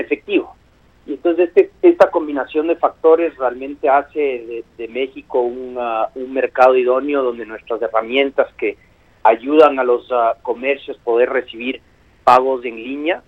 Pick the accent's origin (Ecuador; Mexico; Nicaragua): Ecuador; yo y mis socios somos de Ecuador originalmente, y Kuski es una palabra de, uso cotidiano en mi país